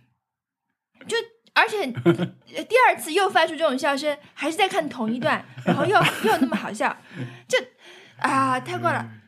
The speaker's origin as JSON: {"language": "Chinese", "region": "northern China", "country": "China", "said": "我这个北方人"}